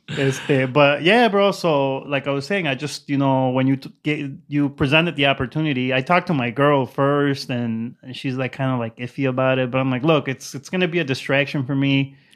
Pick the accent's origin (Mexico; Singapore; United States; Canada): Mexico; Zacatecas; moved away; I'm from Zacatecas